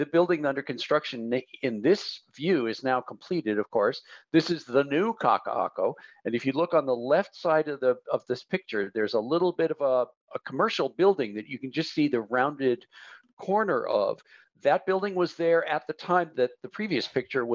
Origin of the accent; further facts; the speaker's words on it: Hawaii, United States; as a Hawaiian